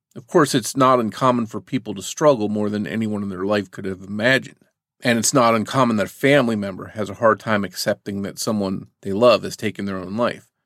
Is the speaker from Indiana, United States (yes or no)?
no; New Jersey, United States; The area I grew up in New Jersey was close to a military base